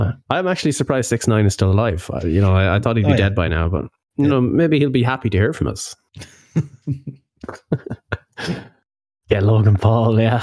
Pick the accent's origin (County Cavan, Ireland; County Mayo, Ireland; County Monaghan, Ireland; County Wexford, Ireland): County Mayo, Ireland; Ballina; my hometown